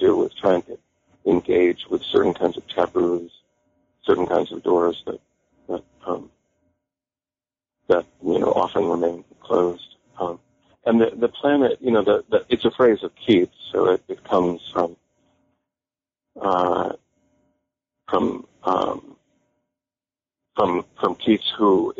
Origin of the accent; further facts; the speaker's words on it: Bay Area, California, United States; also born or lived in New York / Paris / Santa Cruz; I was born and raised in California. I grew up in the Bay Area.